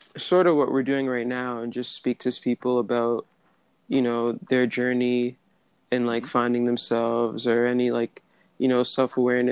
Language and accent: English; Hamilton, Ontario, Canada; I'm from Hamilton, Ontario, and our city's known as a steel city.